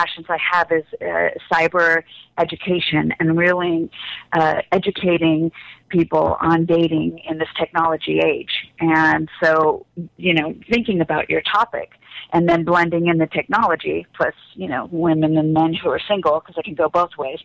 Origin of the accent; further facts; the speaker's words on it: Los Angeles, California, United States; also born or lived in Chicago; I was raised in Los Angeles my whole life